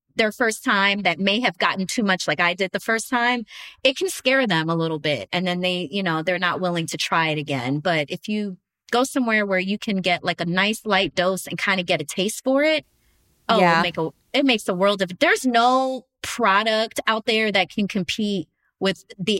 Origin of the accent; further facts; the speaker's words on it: New Jersey, United States; now in Los Angeles, United States; I was in LA from New Jersey.